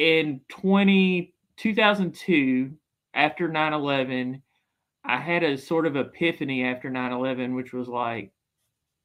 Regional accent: Birmingham, Alabama, United States; moved away as an adult; also born or lived in Berkeley, California; I was born in Birmingham, Alabama in 1978, August 31st

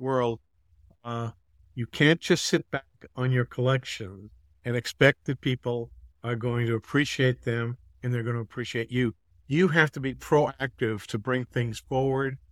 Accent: Massachusetts, United States; moved away as an adult; now in Atlanta, United States; I'm from the Northeast. I grew up in Massachusetts.

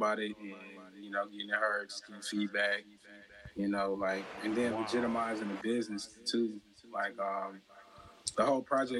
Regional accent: Chicago, Illinois, United States; moved away as an adult; also born or lived in the South (US); I'm really from like the suburbs of Chicago

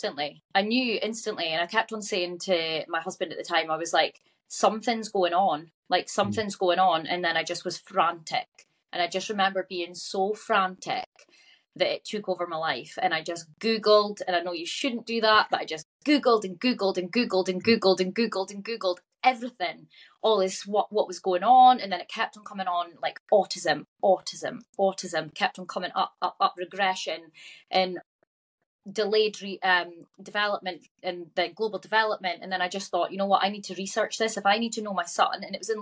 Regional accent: Aberdeen, Scotland, United Kingdom; I'm from Aberdeen.

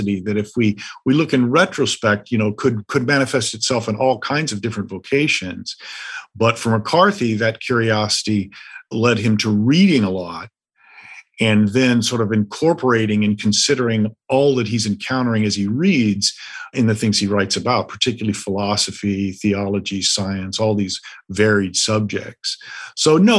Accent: the American West, United States; I'm from the West

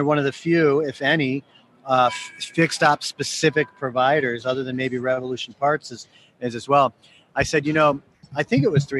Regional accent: Ann Arbor, Michigan, United States; now in Chicago, United States; I'm a Michigan guy. I'm from Ann Arbor.

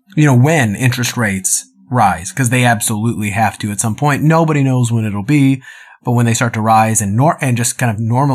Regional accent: Dallas, Texas, United States; now in California, United States; Especially I came from Dallas.

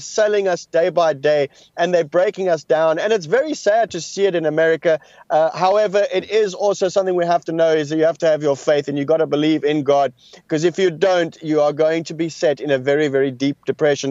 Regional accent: South Africa; I come from South Africa.

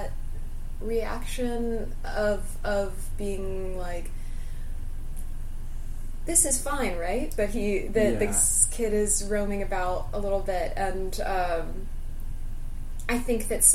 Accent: United States; an American

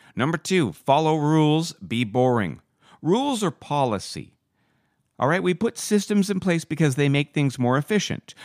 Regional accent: Vancouver, British Columbia, Canada; also born or lived in Calgary; I came back to Vancouver from the University of Calgary

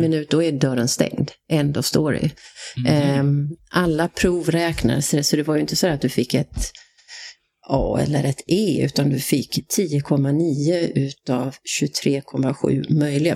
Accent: Halmstad, Halland County, Sweden; born or raised there; moved away as an adult; also born or lived in Skåne / Switzerland / Dubai

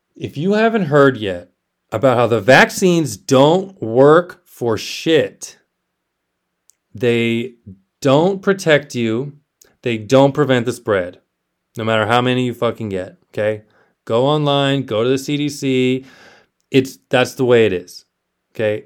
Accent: South Texas, United States; moved away as an adult; also born or lived in Austin, Texas; I grew up in South Texas.

